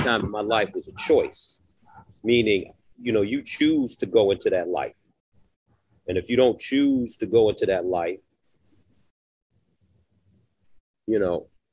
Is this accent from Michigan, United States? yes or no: yes; Detroit, Michigan, United States; growing up in Detroit. You know, just Detroit is a beautiful city. I love my town, but it was hard in my neighborhood